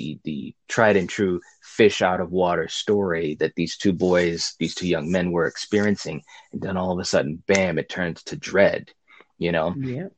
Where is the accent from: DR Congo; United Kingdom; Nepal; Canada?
United Kingdom; England; Sorry, but I'm English.